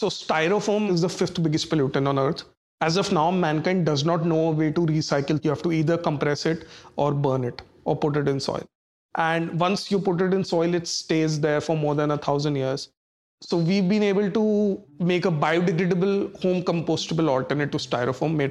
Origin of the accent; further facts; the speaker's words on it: Kanpur, Uttar Pradesh, India; I was born and brought up in Kanpur, Uttar Pradesh, that is India